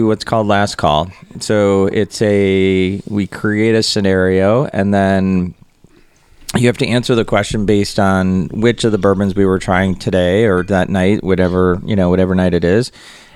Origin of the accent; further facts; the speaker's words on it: Wisconsin, United States; I'm from Wisconsin. We would do cow tipping